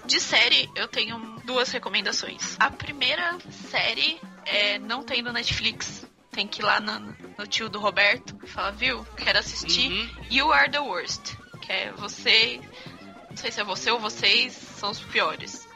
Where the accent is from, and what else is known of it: Jundiaí, São Paulo, Brazil